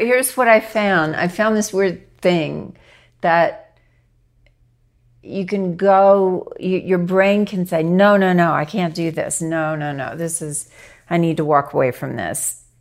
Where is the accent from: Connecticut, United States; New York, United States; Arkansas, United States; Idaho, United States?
Arkansas, United States; I grew up in Arkansas